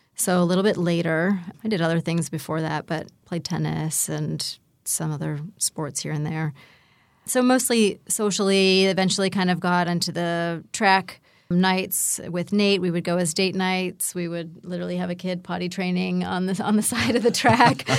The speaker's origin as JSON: {"language": "English", "town": "Pittsburgh", "region": "Pennsylvania", "country": "United States", "also_born_or_lived": "Asheville", "moved": "yes", "said": "I'm from Pittsburgh"}